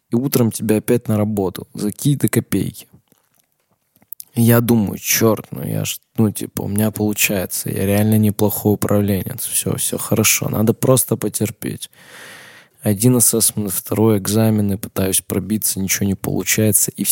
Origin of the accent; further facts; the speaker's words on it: Armenia; Я отказался выходить на парад 1 мая, сказал, мне там нечего делать абсолютно, я вообще армянин, зачем мне на парад 1 мая выходить?